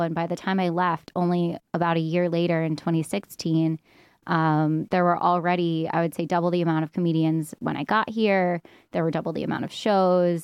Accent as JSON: {"language": "English", "region": "New York", "country": "United States", "moved": "as an adult", "lives_now": "Barcelona, Spain", "said": "I am from New York"}